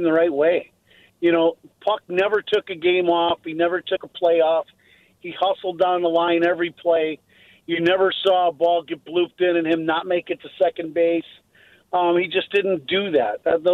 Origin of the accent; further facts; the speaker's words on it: Chicago, Illinois, United States; South side of Chicago